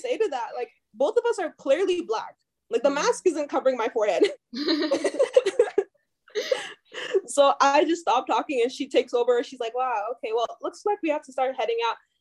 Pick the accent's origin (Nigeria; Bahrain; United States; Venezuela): Nigeria; moved away; also born or lived in Calgary, Canada; I'm from Nigerian